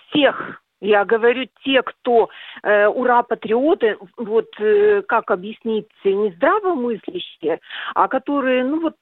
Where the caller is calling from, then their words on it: Chelyabinsk, Chelyabinsk Oblast, Russia; Я действительно из Челябинска, и в силу здоровья из квартиры редко выхожу